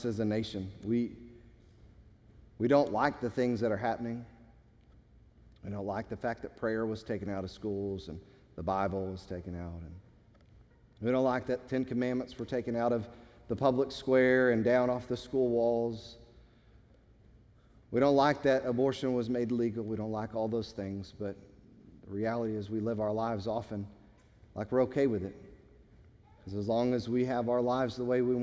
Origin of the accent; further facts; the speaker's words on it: United States; we, as especially American Christians